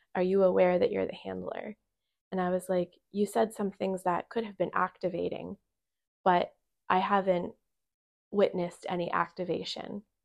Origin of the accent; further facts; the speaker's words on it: Bechtelsville, Pennsylvania, United States; moved away; I come back to my hometown that I lived in for whatever, twenty years